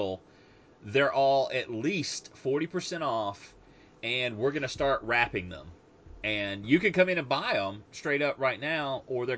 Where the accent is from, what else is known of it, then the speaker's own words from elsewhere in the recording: United States; I'm an American